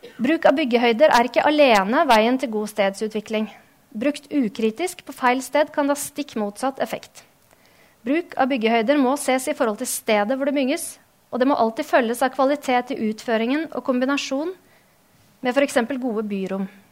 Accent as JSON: {"language": "Norwegian", "town": "Drammen", "region": "Buskerud", "country": "Norway", "tie": "born or raised there", "also_born_or_lived": "Denmark / Oslo", "moved": "as an adult", "said": "født og oppvokst her i Drammen"}